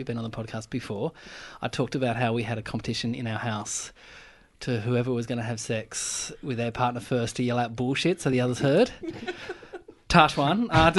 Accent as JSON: {"language": "English", "town": "Burnie", "region": "Tasmania", "country": "Australia", "tie": "born or raised there", "said": "He is also the first guest ever on the show from my hometown of Burnie."}